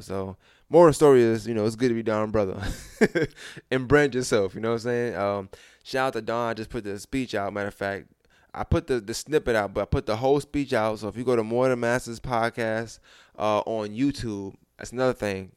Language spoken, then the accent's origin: English; New York, United States; moved away; I'm a New Yorker. It's, it's still in me.